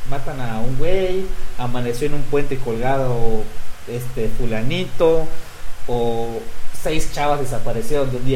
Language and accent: Spanish; Michoacán, Mexico; Y yo como michoacano diga, ah, pero en Michoacán matan a 20 personas al día.